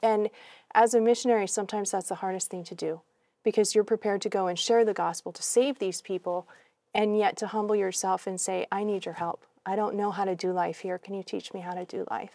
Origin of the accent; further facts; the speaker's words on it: New England, United States; moved away as an adult; also born or lived in Laos / Thailand; I'm a country girl. I grew up in New England